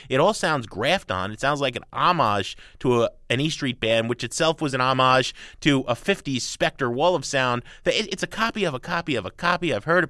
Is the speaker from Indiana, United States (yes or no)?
no; Jersey City, New Jersey, United States; My dad grew up in Asbury Park, New Jersey. I grew up in Jersey City, New Jersey.